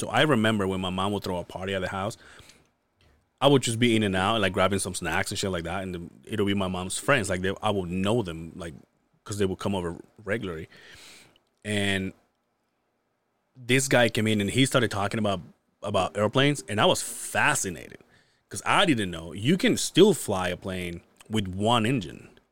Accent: Mérida, Yucatán, Mexico; now in Utah, United States; "Mérida, Yucatán," which is where I'm from

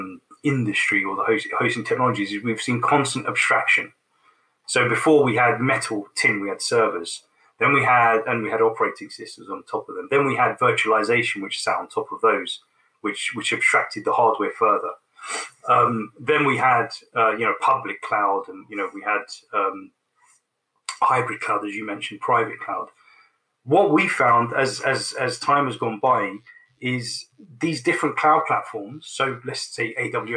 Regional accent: London, United Kingdom; it's my hometown and I grew up in London. You know, I'm a Londoner.

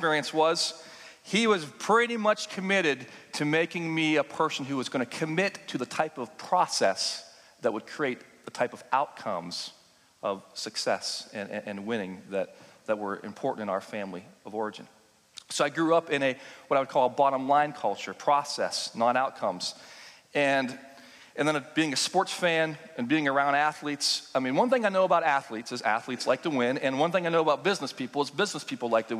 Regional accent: Pittsburgh, Pennsylvania, United States; I was born and raised in Pittsburgh, Pennsylvania

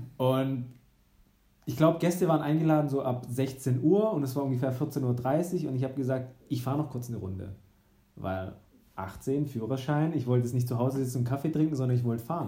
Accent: Baden-Württemberg, Germany; meiner Heimatstadt, näher im Bodensee

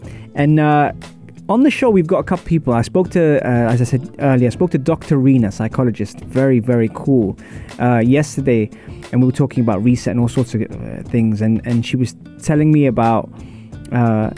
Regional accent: London, United Kingdom; also born or lived in UAE; now in United Arab Emirates; I'm from Wimbledon

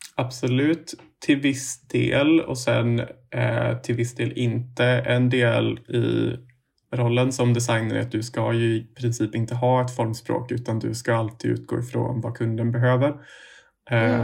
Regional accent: Umeå, Västerbotten County, Sweden; moved away as an adult; now in Stockholm, Sweden; jag kommer egentligen från eh, Umeå

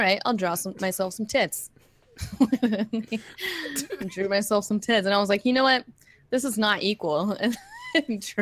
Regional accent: Southern California, United States

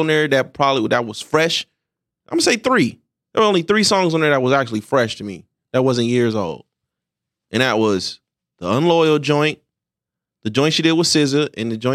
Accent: Philadelphia, Pennsylvania, United States; I'm from Philly.

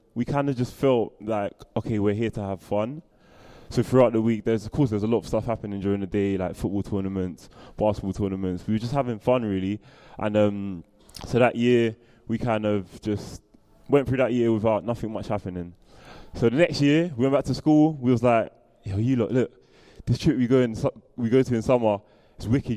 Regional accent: London, United Kingdom; I'm from Southeast London and I live in Camberwell

